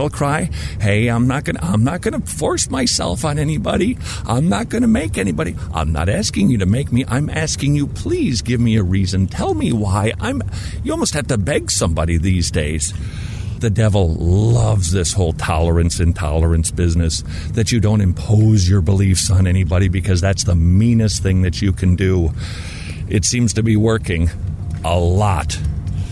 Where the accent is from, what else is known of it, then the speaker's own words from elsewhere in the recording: Minnesota, United States; now in Georgia, United States; I'm from Minnesota, and that's pretty close to Canada.